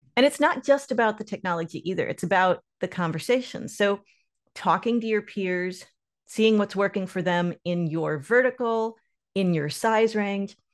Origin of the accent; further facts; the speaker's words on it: Lake Norman, north of Charlotte, North Carolina, United States; I grew up on Lake Norman, north of Charlotte in North Carolina